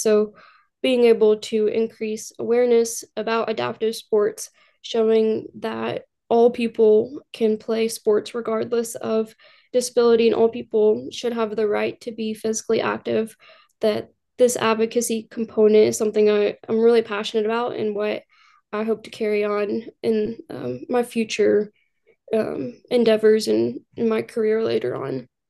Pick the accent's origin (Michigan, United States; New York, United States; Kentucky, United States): Kentucky, United States; Louisville; born and raised in Louisville, Kentucky, grew up here